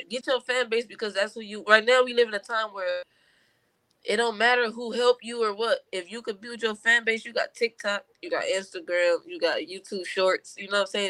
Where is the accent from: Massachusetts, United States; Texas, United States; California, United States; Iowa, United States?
California, United States; Compton; growing up in Compton